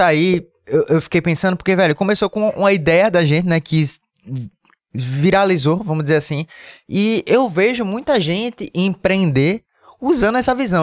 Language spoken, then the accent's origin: Portuguese; Recife, Pernambuco, Brazil